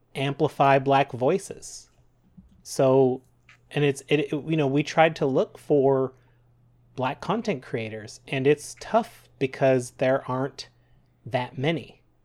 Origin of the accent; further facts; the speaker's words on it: Canada; We're proud Canadian podcasters